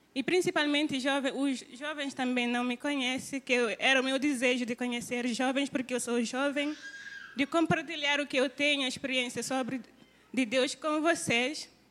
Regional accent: Guinea-Bissau; moved away as an adult; now in Brazil; eu sou de Guiné-Bissau e eu estou aqui estudando no seminário Cristo para as Nações

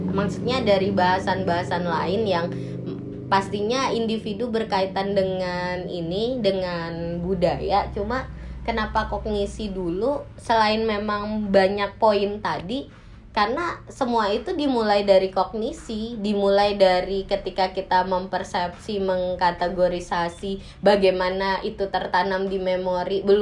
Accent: Java, Indonesia; padahal saya orang Jawa

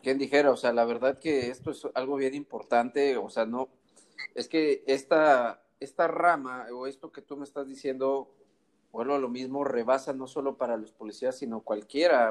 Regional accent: Mexico; los que somos de México

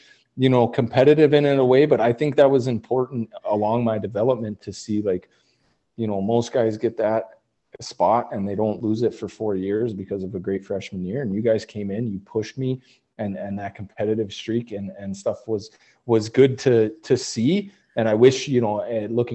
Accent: Great Falls, Montana, United States; also born or lived in Spokane, Washington; we actually moved to Great Falls, Montana. Grew up there, played all my youth hockey there

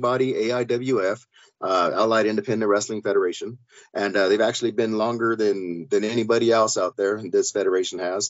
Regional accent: Bellflower, California, United States; now in Pueblo, United States; We're from California. I'm from Bellflower myself, Los Angeles County

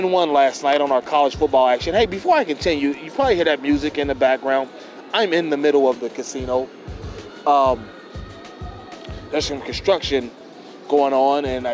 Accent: Cincinnati, Ohio, United States; my hometown team, the University of the Republic of Cincinnati Bearcats

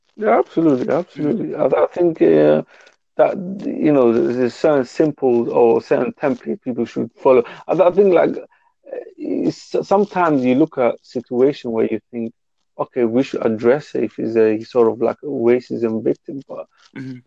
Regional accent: Somalia; I'm from Africa. Um, I'm from Somalia

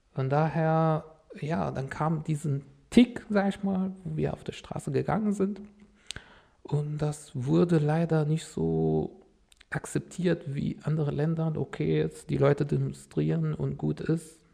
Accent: Damascus, Damascus Governorate, Syria; first language Arabic; German is a second language; moved away as an adult; now in Germany; bei meinen Eltern in Damaskus, wo ich herkomme

